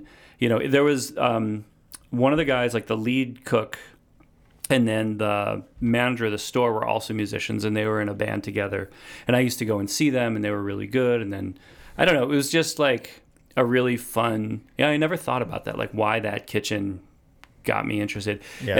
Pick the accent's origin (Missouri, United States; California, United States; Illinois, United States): Illinois, United States; Wheeling; Yeah, I grew up in Wheeling, Illinois, which is, you know, suburb.